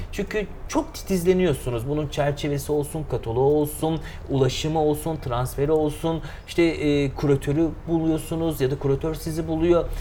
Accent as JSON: {"language": "Turkish", "region": "Eskişehir", "country": "Turkey", "tie": "born or raised there", "also_born_or_lived": "Aydın / İzmir", "moved": "as an adult", "said": "1987 Eskişehir doğumluyum e, tüm eğitim, öğretimi Eskişehir'de tamamladım."}